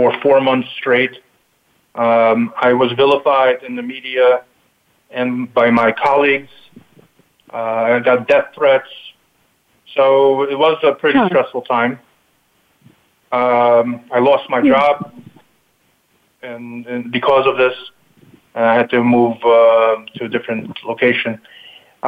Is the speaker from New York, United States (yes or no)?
yes; New York City, New York, United States; also born or lived in Kyiv, Ukraine / Long Island, New York / Buffalo, New York; now in upstate New York, United States; I was born in the Ukraine, in Kiev, 1973. At that point, it was the USSR. And my family moved to Brooklyn, New York in 1978. I was 4 years old. Grew up in Brooklyn